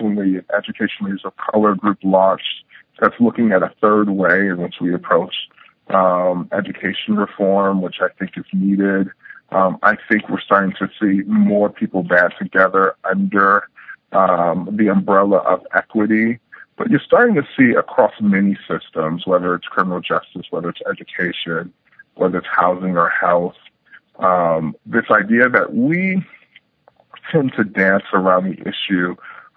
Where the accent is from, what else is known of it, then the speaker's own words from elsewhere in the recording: Culver City, California, United States; I grew up in Culver City, California, which is kind of a suburban-y part of Los Angeles.